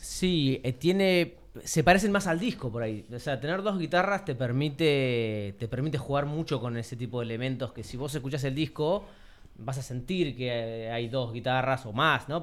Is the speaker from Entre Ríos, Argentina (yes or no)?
no; Tandil, Buenos Aires Province, Argentina; moved away; yo soy de acá de Tandil, pero viví mucho tiempo en Buenos Aires y vine hace poco